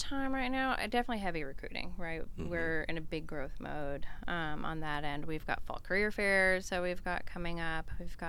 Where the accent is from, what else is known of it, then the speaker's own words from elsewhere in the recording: Boston, Massachusetts, United States; No, I'm actually a transplant. I'm a Yankee. I'm from the Boston area.